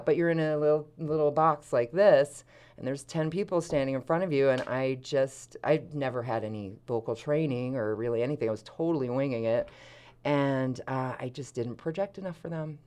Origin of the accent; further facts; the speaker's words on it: Philadelphia, Pennsylvania, United States; moved away; I'm from suburban Philadelphia